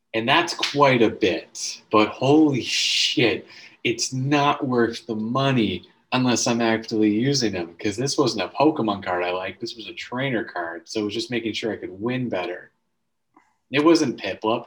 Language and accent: English; the Maritimes, Canada; I'm a Canadian man.